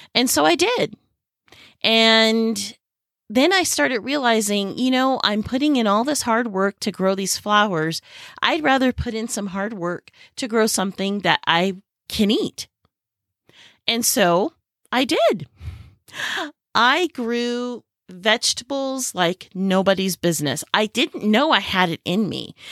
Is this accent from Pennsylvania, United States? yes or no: no; Silicon Valley, California, United States; moved away as an adult; now in Southern Arizona, United States; I grew up in the Silicon Valley of California